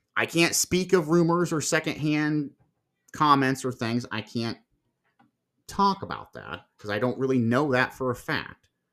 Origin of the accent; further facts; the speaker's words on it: Marion, Ohio, United States; my hometown here in Marion, Ohio